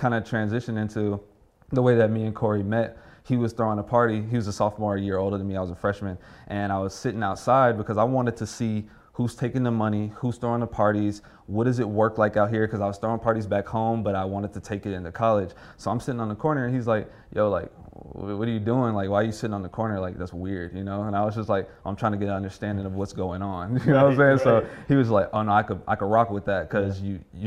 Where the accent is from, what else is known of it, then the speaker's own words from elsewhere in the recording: Houston, Texas, United States; I'm from Houston